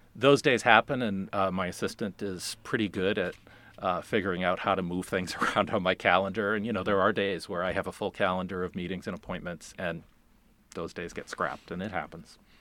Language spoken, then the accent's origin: English; Boston, Massachusetts, United States; moved away as an adult; also born or lived in Farmington, Maine; now in Maine, United States; I'm originally from the Boston area